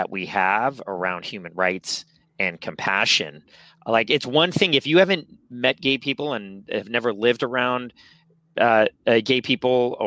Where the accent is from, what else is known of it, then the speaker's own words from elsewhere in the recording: San Francisco, California, United States; born and raised here in San Francisco, I was born in the Castro, moved to Noe Valley when I was 4